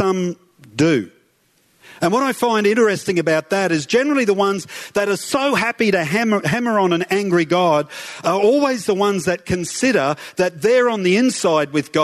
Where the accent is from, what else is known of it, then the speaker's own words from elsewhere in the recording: Toowoomba, Queensland, Australia; I grew up in Rockville, in Toowoomba. I'm a Toowoomba boy